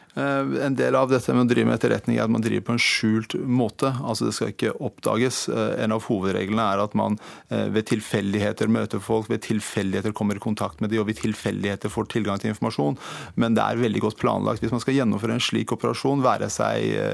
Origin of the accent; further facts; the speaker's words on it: Iran; now in Norway; Jeg har ikke vært i Iran på 30 år siden jeg kom til Norge